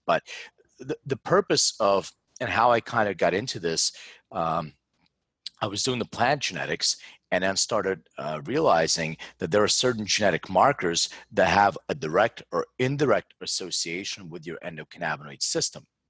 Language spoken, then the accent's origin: English; Philadelphia, Pennsylvania, United States; moved away; I'm from Philadelphia originally